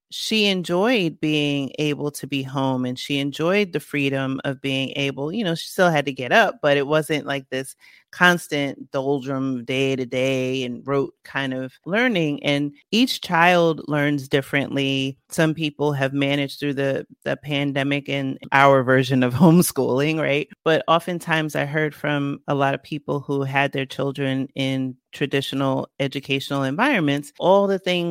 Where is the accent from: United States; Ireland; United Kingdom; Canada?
United States; New York City, New York; I grew up in the Bronx